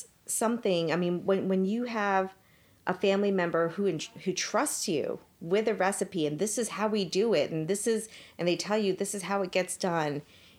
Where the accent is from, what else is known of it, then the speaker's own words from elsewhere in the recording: Parsippany, New Jersey, United States; also born or lived in Mumbai, India; I was born in India. In Bombay, India, and came to the States right before my third birthday. So that was in 77. And grew up in Parsippany, New Jersey. I'm totally a Jersey girl, even though I'm Indian, but totally a Jersey girl.